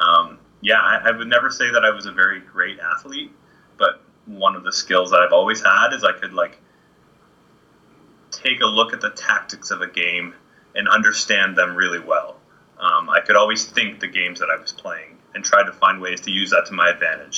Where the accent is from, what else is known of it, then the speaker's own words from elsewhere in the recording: Kitchener, Ontario, Canada; I grew up in Kitchener-Waterloo.